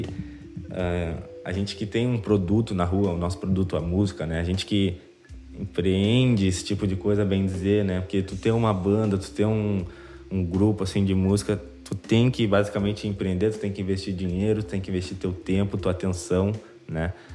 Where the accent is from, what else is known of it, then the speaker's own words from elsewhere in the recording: Rio Grande do Sul, Brazil; accent: gaúcho; aqui no Rio Grande do Sul, a gente tem a nossa cara, né? Gente, o nosso sotaque ele é presente